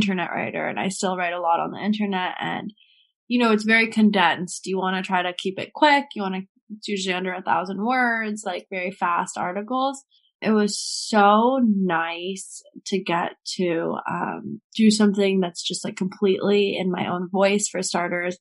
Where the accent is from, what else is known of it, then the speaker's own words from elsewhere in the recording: Marin County, California, United States; also born or lived in San Francisco; now in New York City, United States; I'm originally from Marin County, right outside of San Francisco. Well, if we're getting really original, I'm from San Francisco. I was born there and was there until I was three, and then I moved to the suburbs